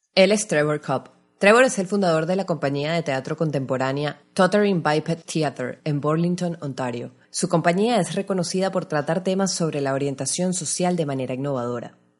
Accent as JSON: {"language": "Spanish", "country": "Venezuela", "accent": "Venezuelan", "said": "Los que pueden reconocer mi acento saben que soy venezolana"}